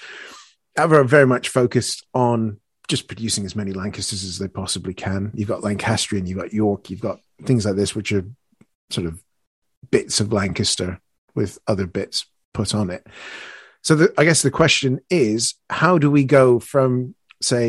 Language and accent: English; Canada; I'm Canadian